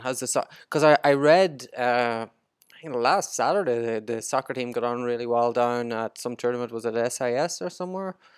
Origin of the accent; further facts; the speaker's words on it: Ireland; I'm, I'm Irish, we don't like basketball.